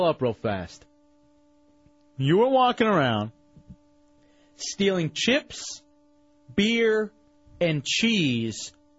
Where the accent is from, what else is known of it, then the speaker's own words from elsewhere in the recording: Texas, United States; I'm from Texas.